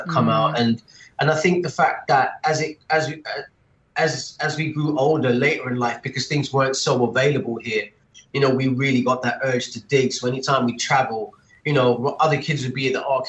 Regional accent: Dubai, United Arab Emirates; I was born in Dubai, Rashid Hospital, 1980. So grew up over here

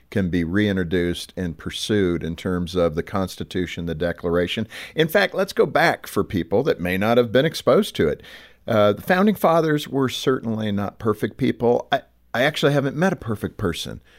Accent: Ireland; But being Irish, we were slaves too to the British.

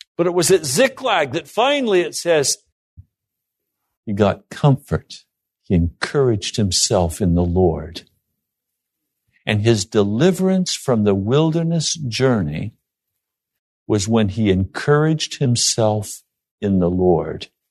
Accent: Laramie, Wyoming, United States; when I was a kid, I grew up in Laramie, Wyoming

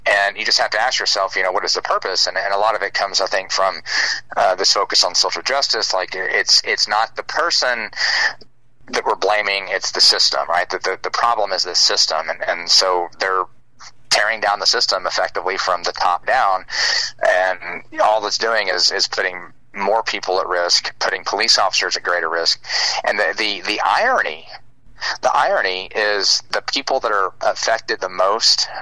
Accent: Uvalde, Texas, United States; I was born and raised in Uvalde

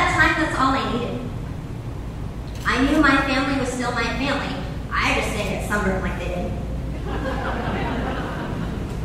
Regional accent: Denison, Iowa, United States; moved away; my hometown, Denison.

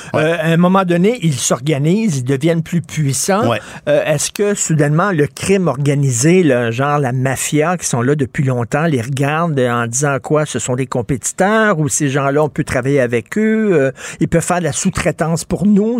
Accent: Montreal, Quebec, Canada; J'ai grandi à Verdun dans les années 70

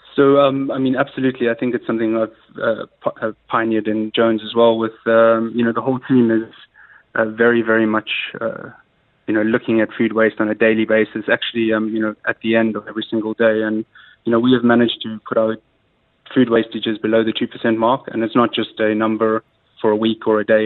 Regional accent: South Africa; moved away as an adult; also born or lived in London; now in Dubai, United Arab Emirates; growing up in South Africa

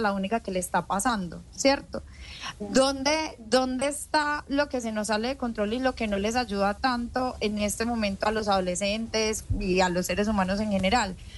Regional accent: Colombia; yo soy colombiana

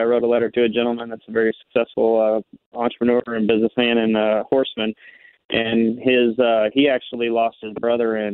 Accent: Kansas City, Missouri, United States; I'm from Kansas City, Missouri. I grew up here my whole life

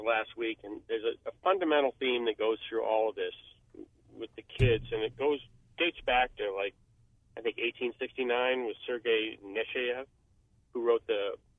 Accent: Portland, Oregon, United States; protesters in Portland, my hometown

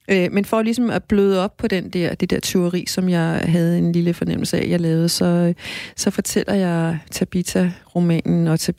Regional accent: Greenland; jeg er jo ikke grønlandsk barn. Jeg, øh, jeg var et dansker barn i Grønland.

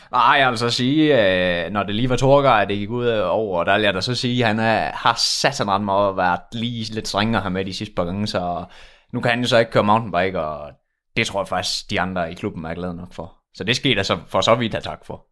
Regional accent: Udbyhøj, Central Denmark Region, Denmark; vi kommer jo fra Udbyhøj

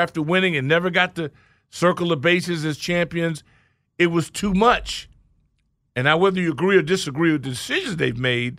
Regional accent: Orange County, California, United States; moved away; I mean, I grew up in Orange County.

